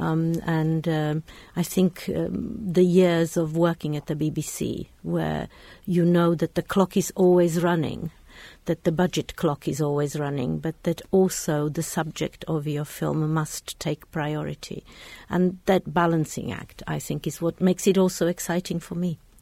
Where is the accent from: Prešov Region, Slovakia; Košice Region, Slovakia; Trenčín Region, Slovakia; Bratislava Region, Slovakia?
Bratislava Region, Slovakia; Bratislava; moved away; also born or lived in London / Oxford; I was brought up in Czechoslovakia, in, in Bratislava